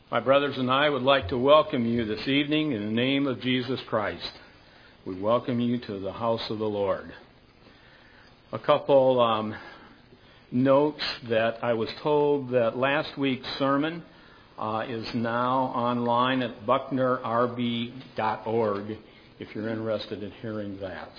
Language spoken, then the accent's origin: English; Michigan, United States; moved away as an adult; I was kidded a lot about asking if I was from Minnesota because of the way I pronounced some words. And I said, no, I was from Michigan